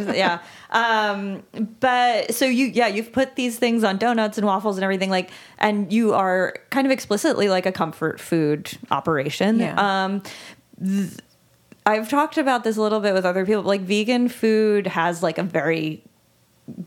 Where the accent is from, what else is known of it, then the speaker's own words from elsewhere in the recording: Long Island, New York, United States; I'm just from Long Island. I'm not even Italian.